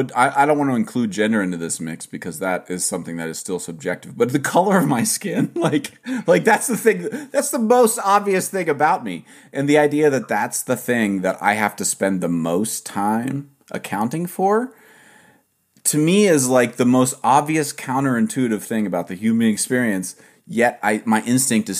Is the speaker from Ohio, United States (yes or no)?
yes; Ohio, United States; I'm from Ohio